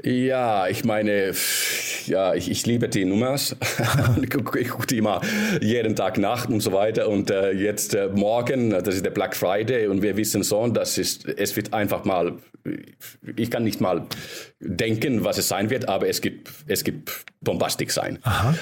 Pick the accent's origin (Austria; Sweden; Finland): Finland; ich bin äh, aus Finnland ursprünglich